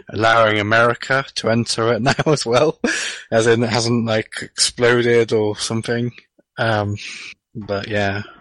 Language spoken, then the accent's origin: English; El Paso, Texas, United States; Uh, I'm from El Paso, Texas.